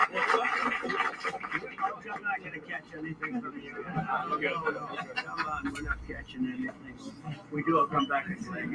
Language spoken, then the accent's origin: English; New York City, New York, United States; when I was growing up in Brooklyn and Queens